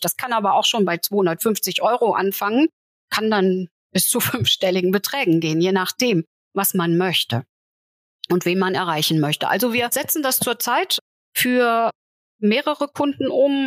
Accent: Saarland, Germany; ich als Saarländerin sehr nah an Frankreich war

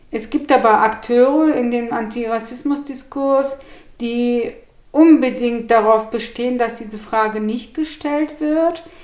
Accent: Gemlik, Bursa, Turkey; also born or lived in Hannover / Frankfurt; now in Hanau, Germany; Oh, also ich komme aus der Türkei und bin von Gemlik, einem kleinen Städtchen am Marmara-Meer, nach Hannover verpflanzt worden. Und von Hannover bin ich über Frankfurt in Hanau gelandet.

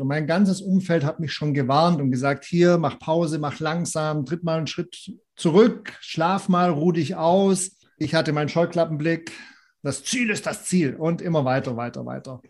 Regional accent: Southern Germany, Germany; moved away; ich komme ursprünglich aus Süddeutschland

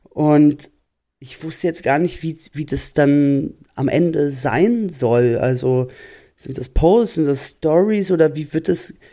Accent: Berlin, Germany; Und ich wohne zum Beispiel ganz am Rand von Berlin, wo ich aufgewachsen bin.

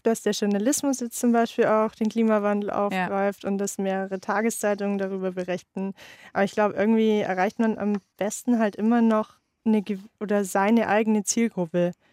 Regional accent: Unterallgäu, Bavaria, Germany; Also ich komme ursprünglich aus dem Unterallgäu, aus einem 700 Einwohner Dorf.

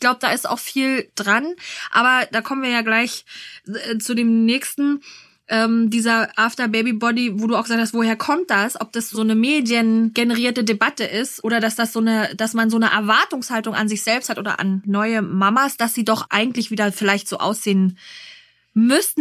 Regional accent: Berlin, Germany; für uns Berliner

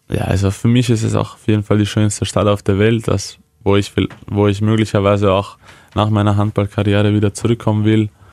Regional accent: Vienna, Austria; moved away as an adult; now in Hannover, Germany; meine Eltern sind aus der damaligen Ex-Jugoslawien ja. und sind dann während dem äh, Jugoslawienkrieg nach Wien geflüchtet

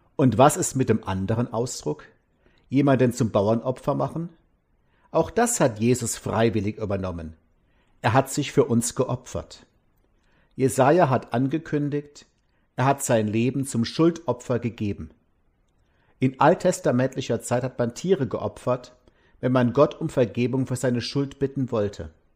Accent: Mosbach, Baden-Württemberg, Germany; meine Heimatstadt Mosbach

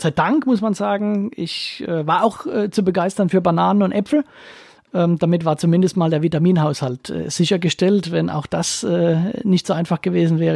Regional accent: Ketsch, Baden-Württemberg, Germany; accent: Ketscher Dialekt; ich komme ja aus Ketch

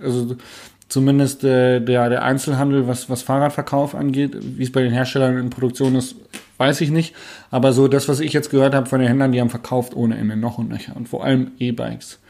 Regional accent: Hanover, Lower Saxony, Germany; Also bin ja Hannoveraner

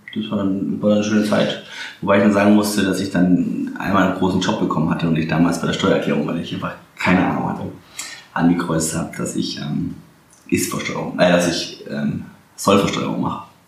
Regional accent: Swabia, Baden-Württemberg, Germany; moved away as an adult; now in Berlin, Germany; dass ich Exilschwabe bin

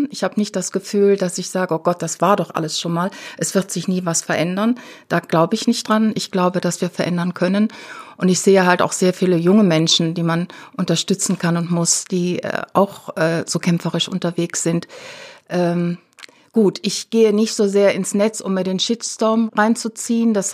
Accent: Rhineland, Germany; Ja, also ich war damals nicht in Berlin. Ich bin keine Berlinerin, ich bin Rheinländerin.

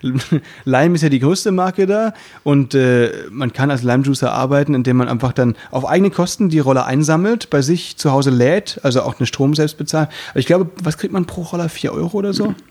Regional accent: Müllheim, Baden-Württemberg, Germany; moved away; bei uns, da wo ich herkomme, sagt man eben Jufka

